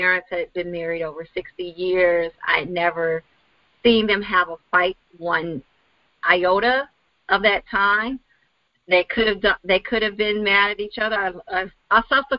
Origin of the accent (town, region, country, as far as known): Chicago, Illinois, United States; also born or lived in Wisconsin